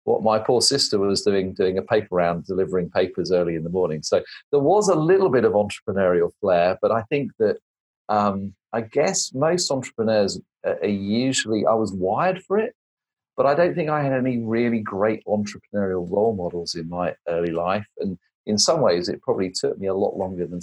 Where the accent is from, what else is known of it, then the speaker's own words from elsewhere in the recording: United Kingdom; also born or lived in United States; I'm an American in exile with a British passport, so I come back every now and again